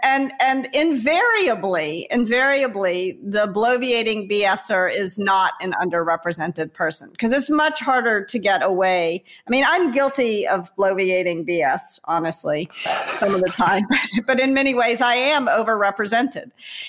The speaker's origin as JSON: {"language": "English", "region": "the South", "country": "United States", "tie": "born or raised there", "said": "the reason why girls rankles when someone calls me a girl is that I was raised in the American South."}